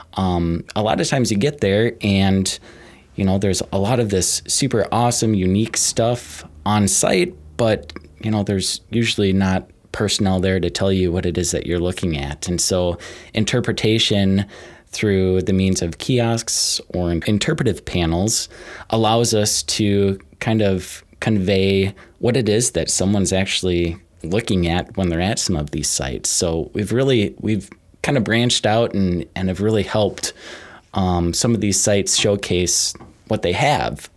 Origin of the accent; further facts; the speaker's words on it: Maple Grove, Minnesota, United States; moved away as an adult; also born or lived in Britt, Iowa / Garner, Iowa; now in Northeast Iowa, United States; grew up in Maple Grove, Minnesota, northwest of the Twin Cities